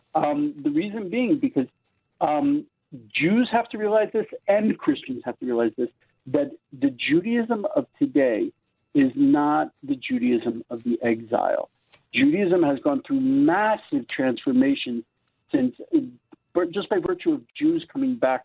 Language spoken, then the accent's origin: English; United States; now in Israel; I grew up in America